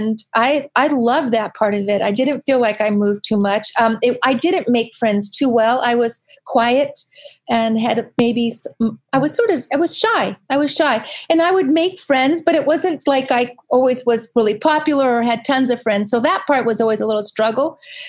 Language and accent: English; Virginia, United States; born there; also born or lived in Southern California; I was born in Virginia, and I spent a fair amount of my life living in a very small beach town in Southern California.